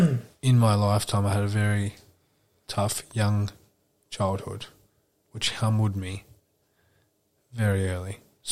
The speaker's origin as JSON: {"language": "English", "region": "New Jersey", "country": "United States", "tie": "born or raised there"}